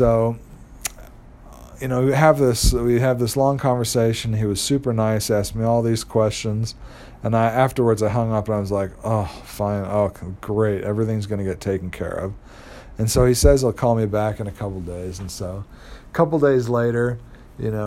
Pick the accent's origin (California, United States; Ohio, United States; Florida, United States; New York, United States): California, United States; Los Angeles; moved away as an adult; also born or lived in Utah; I was from Los Angeles